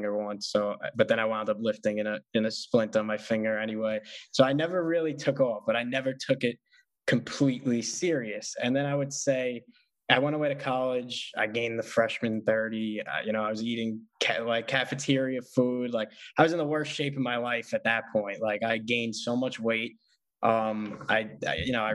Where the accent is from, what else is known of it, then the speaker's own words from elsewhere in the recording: New York City, New York, United States; I'm from Staten Island, so it's small